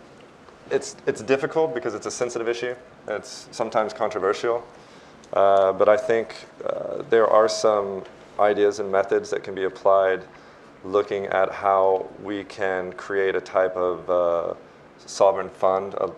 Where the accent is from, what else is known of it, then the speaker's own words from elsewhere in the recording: Texas, United States; I come from the state of Texas